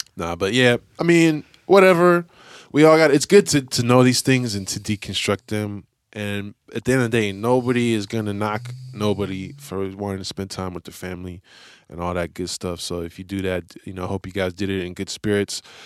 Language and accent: English; San Francisco, California, United States; I grew up in Lakeview, so that's, like, right on the edge of the city